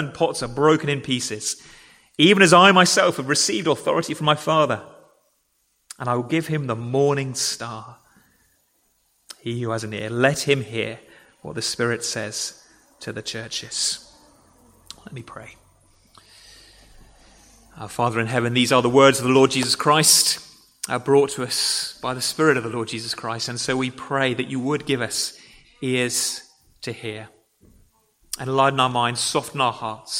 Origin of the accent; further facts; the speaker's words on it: England, United Kingdom; I am an Englishman